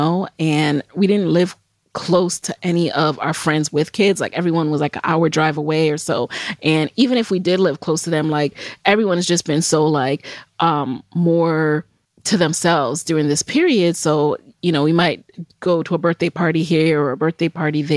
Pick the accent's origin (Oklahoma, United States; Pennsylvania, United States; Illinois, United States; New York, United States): New York, United States; New York City; also born or lived in Jamaica; I grew up in the Bronx.